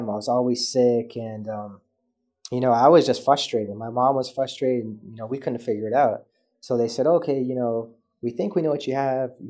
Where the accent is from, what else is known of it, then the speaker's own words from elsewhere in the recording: Canada; born there; so I was born premature in Canada